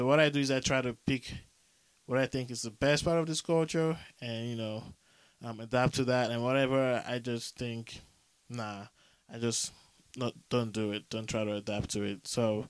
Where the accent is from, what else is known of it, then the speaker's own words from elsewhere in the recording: southeastern Nigeria, Nigeria; So I'm from the Efik tribe, southeastern Nigeria.